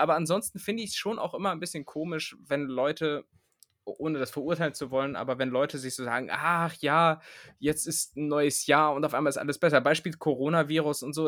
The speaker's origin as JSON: {"language": "German", "town": "Hameln", "region": "Lower Saxony", "country": "Germany", "said": "Ich komme aus, aus Hameln"}